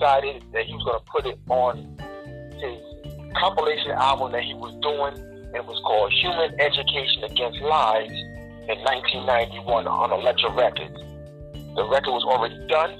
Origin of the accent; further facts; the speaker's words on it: New York City, New York, United States; I'm from East Elmhurst, Queens